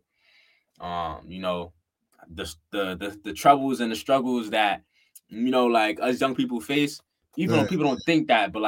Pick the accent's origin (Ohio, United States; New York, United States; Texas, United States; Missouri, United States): New York, United States; New York City; I'm from the Bronx, New York.